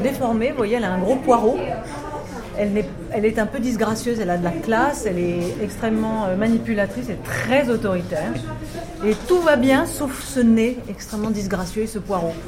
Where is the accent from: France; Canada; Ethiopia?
France; En tant que Français